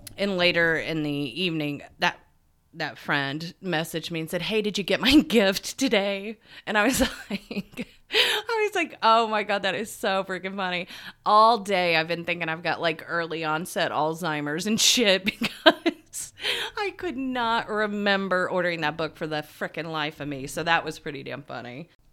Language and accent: English; United States; from America. I'm a time management coach